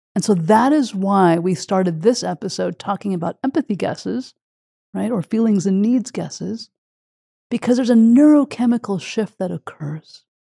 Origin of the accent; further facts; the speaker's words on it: Quebec, Canada; my childhood and growing up in Quebec. Canada